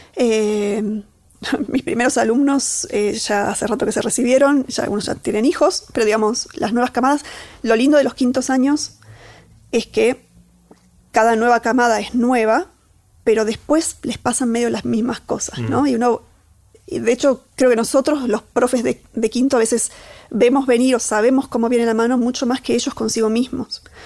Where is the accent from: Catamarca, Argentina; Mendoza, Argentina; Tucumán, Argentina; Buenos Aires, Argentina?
Catamarca, Argentina; moved away; soy de Catamarca, de un pueblito, que, digamos, ahí subyacente, parte de mí, hay unos primeros años de vida en donde aprendí a andar a caballo casi al mismo tiempo que caminar